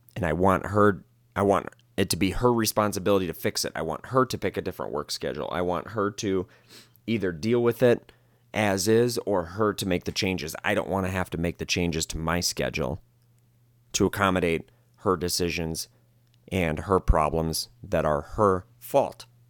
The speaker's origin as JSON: {"language": "English", "region": "Wisconsin", "country": "United States", "moved": "yes", "lives_now": "Las Vegas, United States", "said": "I'm from Wisconsin, so I'm, I'm familiar with what a real blizzard is, is like"}